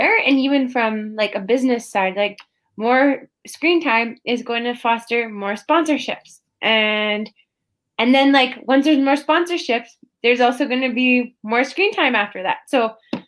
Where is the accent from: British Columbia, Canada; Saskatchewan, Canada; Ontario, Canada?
Saskatchewan, Canada; Prince Albert; my hometown in Prince Albert, Saskatchewan, in Northern Sask